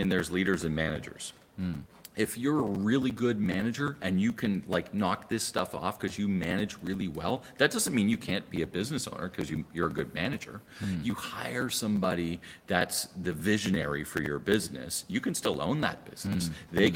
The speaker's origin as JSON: {"language": "English", "country": "Canada", "said": "I'm from Canada"}